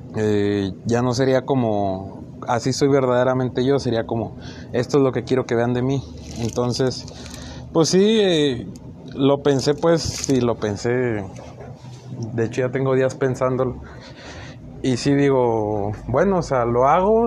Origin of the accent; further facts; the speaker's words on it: Chihuahua, Mexico; nací en Chihuahua